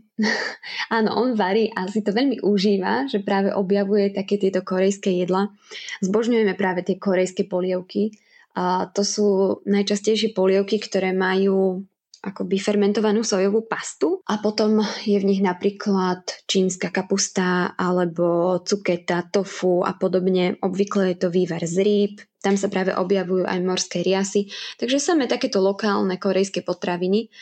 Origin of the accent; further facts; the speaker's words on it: Spiš, Slovakia; moved away as an adult; now in South Korea; ja aj môj manžel pochádzame zo Spiša, tak sme práve vybrali reprezentačné spišské kroje